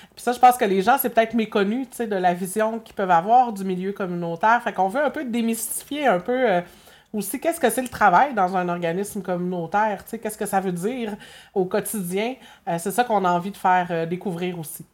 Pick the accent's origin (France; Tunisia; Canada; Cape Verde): Canada; Berthierville, Quebec; je suis revenue dans mon patelin à Berthier